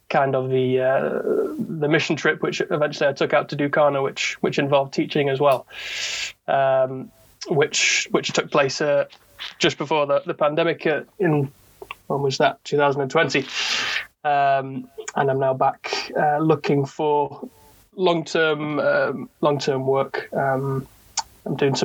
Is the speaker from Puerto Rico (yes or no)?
no; Knutsford, North West England, United Kingdom; also born or lived in Swansea; I grew up in Knutsford, which is a town in Cheshire, just northwest England, so just south of Manchester.